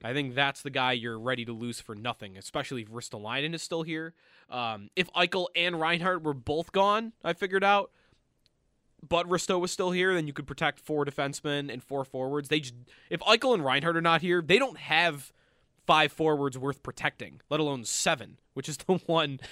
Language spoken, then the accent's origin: English; Orchard Park, New York, United States; I am from Orchard Park. The stadium was in my backyard, basically, growing up